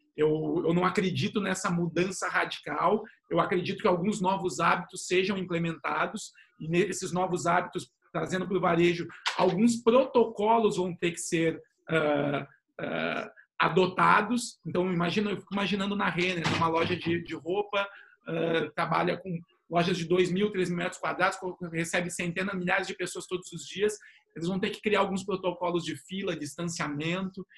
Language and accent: Portuguese; São Paulo, Brazil; moved away as an adult; now in Porto Alegre, Brazil; eu sou paulista de origem, mas sou gaúcho de coração, falo aqui de Porto Alegre